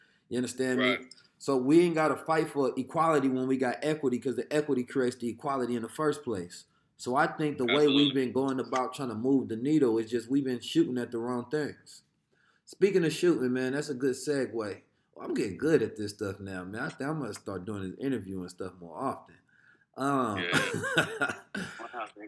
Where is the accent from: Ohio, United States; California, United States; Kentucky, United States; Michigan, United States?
California, United States; Oakland; when we grew up in Oakland at the time